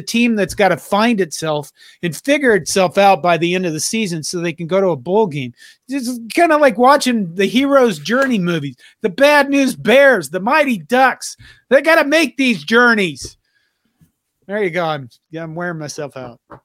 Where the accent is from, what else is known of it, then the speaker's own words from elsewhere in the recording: Curtis, Nebraska, United States; I grew up with her in Curtis, Nebraska